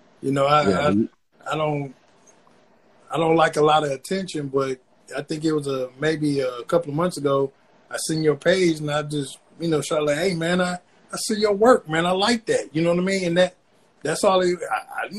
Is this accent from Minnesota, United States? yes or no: no; Flint, Michigan, United States; I'm born and raised from Flint, Michigan. I'm from Buick City